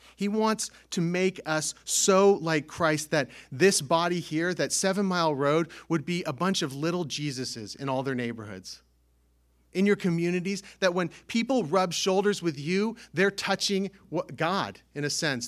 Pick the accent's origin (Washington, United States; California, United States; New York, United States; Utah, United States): California, United States; now in Northeast United States; I grew up in California